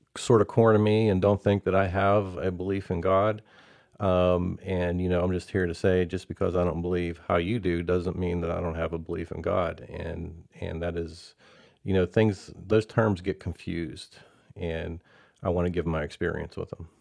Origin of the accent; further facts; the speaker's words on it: Belle Vernon, Pennsylvania, United States; now in Prosper, United States; I'm from, uh, a place called Bell Vernon, Pennsylvania originally.